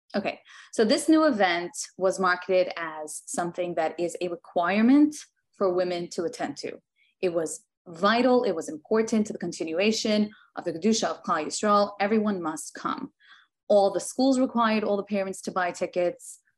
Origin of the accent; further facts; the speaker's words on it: New York City, New York, United States; now in Tenafly, United States; I grew up in Williamsburg, which is a Hasidish community